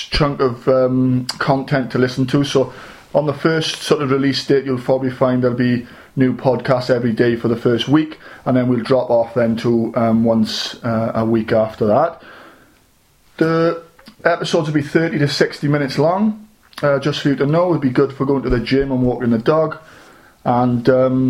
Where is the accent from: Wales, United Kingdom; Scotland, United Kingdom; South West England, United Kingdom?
Wales, United Kingdom; South; I'm from South Wales